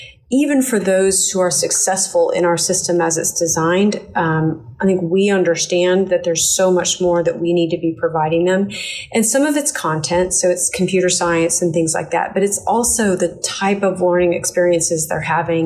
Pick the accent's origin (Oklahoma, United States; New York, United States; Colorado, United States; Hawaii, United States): Oklahoma, United States; Tulsa; moved away as an adult; also born or lived in Texas / Florida / Washington, D.C.; It's my hometown